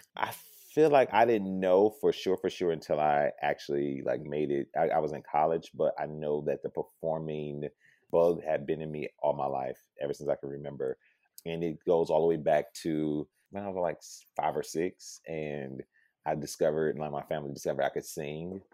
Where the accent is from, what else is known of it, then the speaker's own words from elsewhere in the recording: Detroit, Michigan, United States; born and raised in Detroit, Michigan